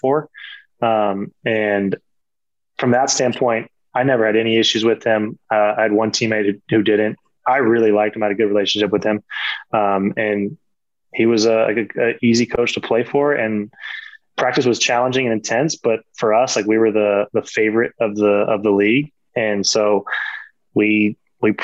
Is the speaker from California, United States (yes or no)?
yes; California, United States; moved away as an adult; for a California kid